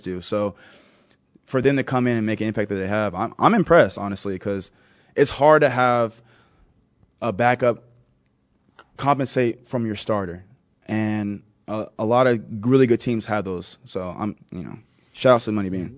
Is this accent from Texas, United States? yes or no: yes; Texas, United States; now in Buffalo, United States; I am from Texas, I live in Buffalo